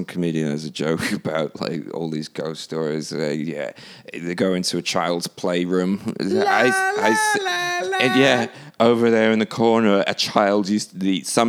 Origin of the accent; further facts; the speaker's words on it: Hull, Yorkshire and the Humber, United Kingdom; moved away; also born or lived in Ireland; Well, I'm not even British, technically. I just grew up there.